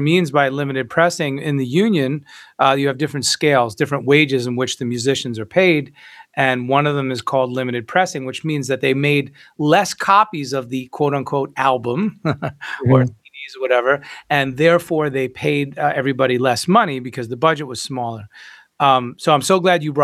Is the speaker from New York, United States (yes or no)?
yes; New York, United States; moved away; also born or lived in South Florida / Nashville, Tennessee; I ended up in Nashville in 97 from South Florida, mm-hmm. New York originally